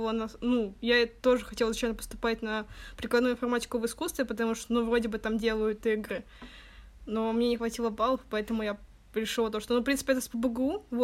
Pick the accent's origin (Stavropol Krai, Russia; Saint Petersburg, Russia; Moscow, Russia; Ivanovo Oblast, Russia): Saint Petersburg, Russia; получается, что девочки из других городов, не Питер, а я из Питера, поэтому мне никуда уезжать не надо было